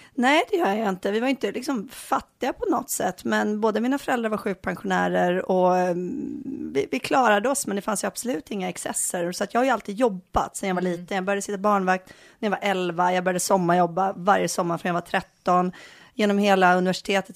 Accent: Bohuslän, Västra Götaland, Sweden; also born or lived in Enskede, Stockholm; now in Stockholm, Sweden; jag kommer ifrån Bohuslän

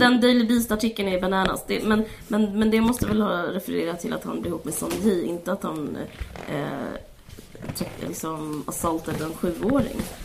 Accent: Simrishamn, Skåne, Sweden; jag bodde utanför Simrishamn

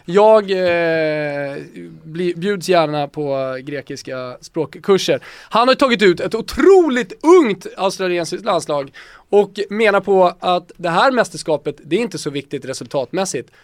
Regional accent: Botkyrka, Stockholm County, Sweden; also born or lived in Salem; Jag är uppvuxen i Botkyrka och i Salem

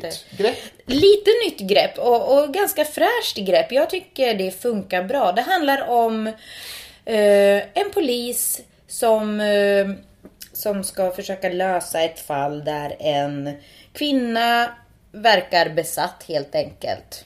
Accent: Sweden; first language Finnish; Swedish is a second language; jag då är född och uppvuxen i Sverige

